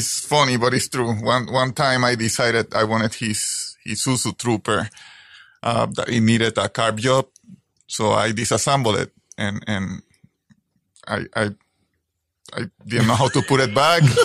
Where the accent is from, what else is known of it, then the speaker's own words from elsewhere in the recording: Puerto Rico; moved away; I was born in the beautiful Puerto Rico